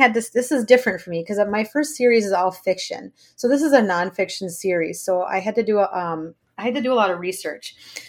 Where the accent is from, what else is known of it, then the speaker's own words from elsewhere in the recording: Blaine, Minnesota, United States; I was born and raised in Blaine, Minnesota, and I now live about a half hour north of Minneapolis